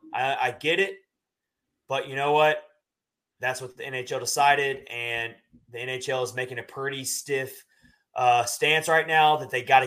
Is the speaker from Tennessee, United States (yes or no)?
yes; Nashville, Tennessee, United States; I grew up in Nashville